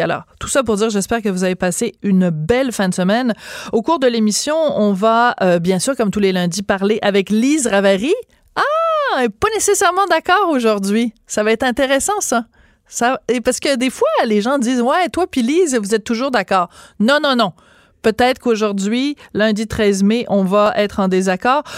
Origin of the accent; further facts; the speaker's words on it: Bordeaux, Nouvelle-Aquitaine, France; moved away; je suis née à Bordeaux, euh, en France